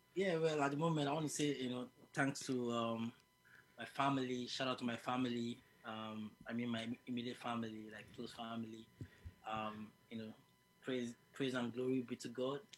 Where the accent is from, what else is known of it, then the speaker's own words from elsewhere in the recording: Lagos, Nigeria; moved away as an adult; also born or lived in Abuja, Nigeria; now in United Kingdom; I was born in Lagos, then I moved to the capital, which is Abuja.